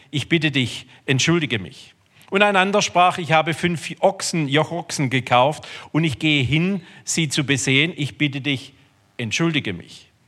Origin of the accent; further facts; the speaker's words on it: Rudersberg, Baden-Württemberg, Germany; Ich komme also aus Rudersberg. Ähm, ich bin groß geworden in einem Glaubenssystem.